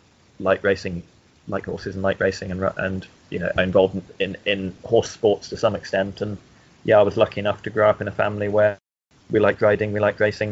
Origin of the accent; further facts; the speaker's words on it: Lilliesleaf, Scotland, United Kingdom; also born or lived in Hawick, Scotland; now in Newmarket, United Kingdom; Well, I was born in Hoyt and grew up near Lilliesleaf, about 7 miles away, between the villages of Lilliesleaf and Denham.